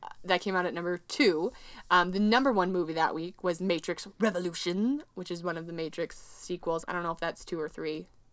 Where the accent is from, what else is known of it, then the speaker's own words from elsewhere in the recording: Midwest, United States; an American woman from the Midwest